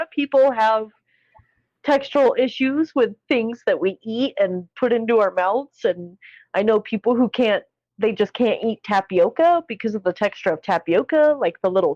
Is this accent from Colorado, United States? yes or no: yes; Colorado, United States; my hometown of Colorado